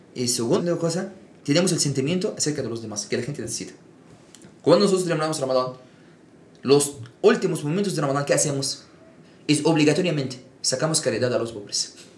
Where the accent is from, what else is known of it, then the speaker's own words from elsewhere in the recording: Egypt; moved away as an adult; now in Mexico; yo nací en Egipto, aquí yo vivo en América Latina 7, 8 años